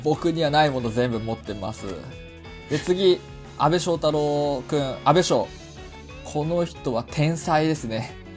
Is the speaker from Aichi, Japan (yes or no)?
no; Hamamatsu, Shizuoka, Japan; moved away; 僕は地元の浜松をイメージしたんですけど